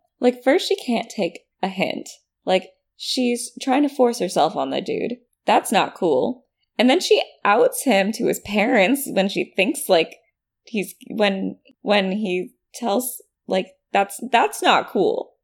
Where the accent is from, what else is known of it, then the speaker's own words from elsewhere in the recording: California, United States; We Californians